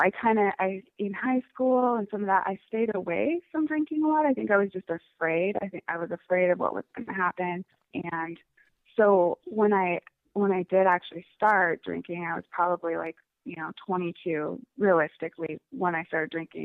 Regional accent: Missoula, Montana, United States; moved away as an adult; now in Seattle, United States; I currently live in Seattle, Washington. I am actually a Montana native, so I grew up in Missoula, Montana

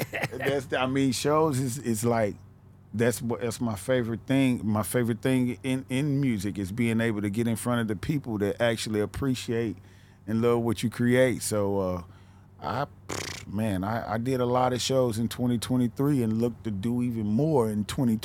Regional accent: the South, United States; Where I can't, even though I come from the South, I can't just put myself as a Southern artist because I'm almost like a mixture of the East, West, and the South.

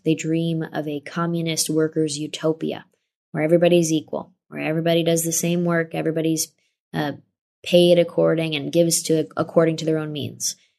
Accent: Saratoga Springs, New York, United States; my hometown in Saratoga, New York

